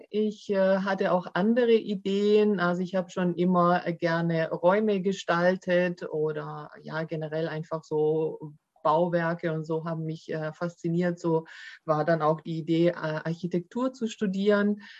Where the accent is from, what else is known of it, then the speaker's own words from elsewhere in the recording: Baden-Württemberg, Germany; accent: Swabian; wobei natürlich äh, Deutschland schon meine Heimat ist und äh, Griechenland eher auch als Urlaubsland für mich gilt.